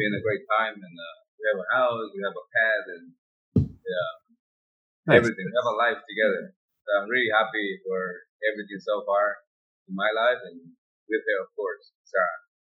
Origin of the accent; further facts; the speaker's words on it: Guanacaste, Costa Rica; I'm Costa Rican. I was born here in Guanacaste province, which is in the north of the country.